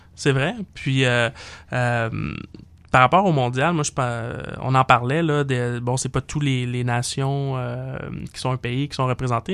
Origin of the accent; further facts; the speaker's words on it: Montreal, Quebec, Canada; also born or lived in Plateau Mont-Royal, Montreal; quand j'étais petit à Saint-Léonard